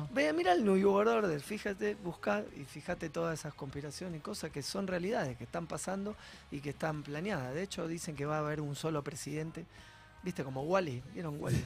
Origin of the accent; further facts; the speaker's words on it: Argentina; somos todos muy argentinos